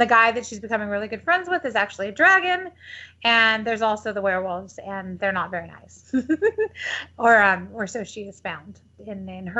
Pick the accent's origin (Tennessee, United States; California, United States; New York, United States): California, United States; San Diego; moved away as an adult; also born or lived in Detroit, Michigan / Los Angeles, California / Texas; now in Austin, United States; I grew up in San Diego, which is where Grace is from